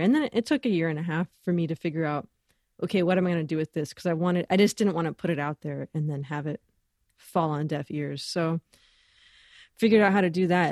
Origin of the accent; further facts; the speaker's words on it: Los Angeles, California, United States; moved away as an adult; also born or lived in Boston / Ecuador; growing up in Los Angeles, really lucky to, you know, get to be around a lot of great musicians